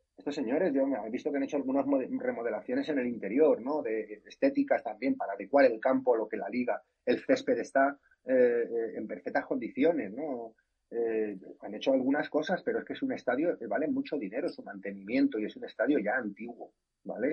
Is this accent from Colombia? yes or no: no; Spain; como soy español